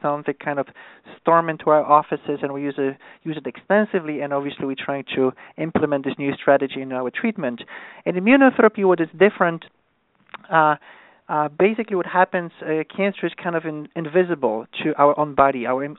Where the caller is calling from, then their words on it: New York, United States; So I'm calling from New York, so it's an afternoon.